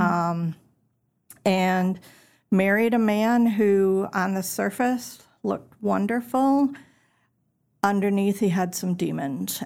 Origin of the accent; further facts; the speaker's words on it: suburb outside of Milwaukee, Wisconsin, United States; moved away as an adult; now in Tennessee, United States; I'm originally from Wisconsin. Um, a little suburb outside of Milwaukee is where I lived most of my life.